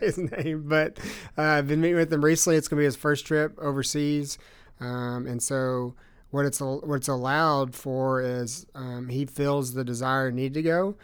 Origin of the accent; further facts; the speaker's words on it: Russellville, United States; I grew up in First Baptist Church. And so, um, this church in Russellville